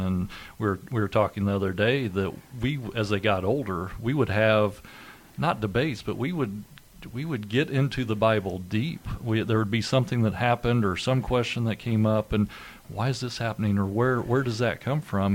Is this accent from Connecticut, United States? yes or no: no; Indiana, United States; also born or lived in Decatur, Indiana / Milan, Indiana / Greensburg, Indiana / West Lafayette, Indiana; I grew up in Indiana. I've lived pretty much my whole life here